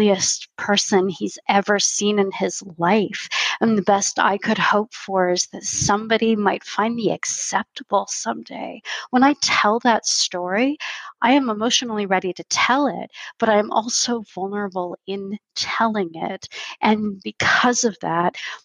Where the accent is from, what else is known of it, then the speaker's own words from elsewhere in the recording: California, United States; moved away as an adult; now in Canada; I didn't just grow up in America. I grew up in California